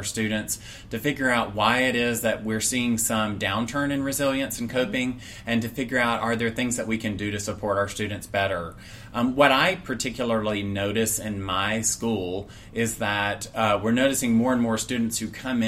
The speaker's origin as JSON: {"language": "English", "town": "Atlanta", "region": "Georgia", "country": "United States", "tie": "born or raised there", "said": "I grew up in Metro Atlanta"}